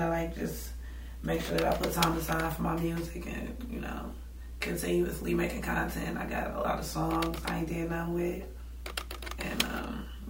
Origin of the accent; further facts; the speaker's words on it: Cleveland, Ohio, United States; I've been in Cleveland all my life. I'm from Cleveland